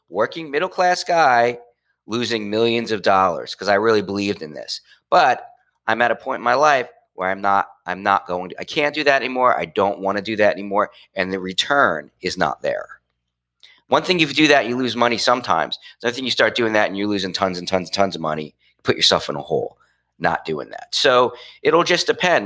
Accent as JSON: {"language": "English", "town": "Trenton", "region": "New Jersey", "country": "United States", "tie": "born or raised there", "moved": "yes", "said": "I went back to my hometown, which is the city of Trenton"}